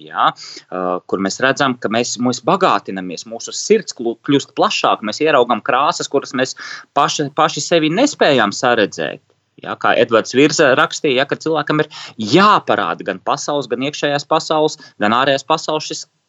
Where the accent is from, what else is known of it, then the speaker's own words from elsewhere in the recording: Riga, Latvia; es bērnībā braucu no pārdaugas uz Čiekurkalnu skolu